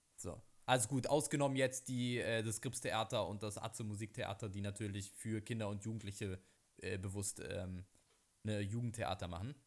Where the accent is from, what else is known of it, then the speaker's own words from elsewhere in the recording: Berlin, Germany; ich komme aus Berlin und das ist meine Stadt